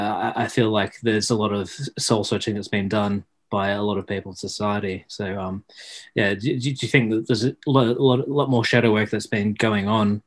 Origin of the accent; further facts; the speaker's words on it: Australia; I'm Australian.